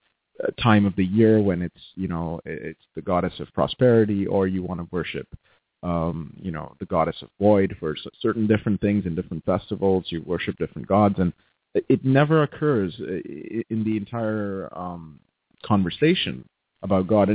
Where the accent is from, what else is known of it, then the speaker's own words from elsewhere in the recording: Mumbai, Maharashtra, India; moved away as an adult; now in Abbotsford, Canada; I grew up in Bombay, so Mumbai.